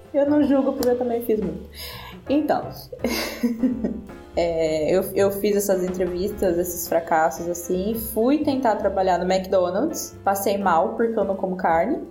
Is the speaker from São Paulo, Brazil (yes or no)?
yes; interior of São Paulo, Brazil; moved away as an adult; now in Portugal; eu vim do interior de São Paulo, então eu morei 27 anos numa cidadezinha de 100 mil habitantes